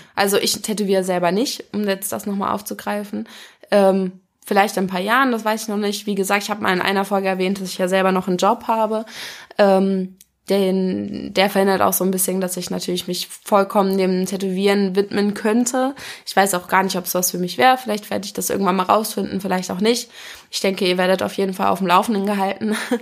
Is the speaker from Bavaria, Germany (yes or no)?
no; Wolfhagen, Hesse, Germany; also born or lived in Kassel; now in Frankfurt, Germany; Geboren bin ich in Wolfhagen. Das ist ein, ähm, ein ganz kleines Dorf in der Nähe von Kassel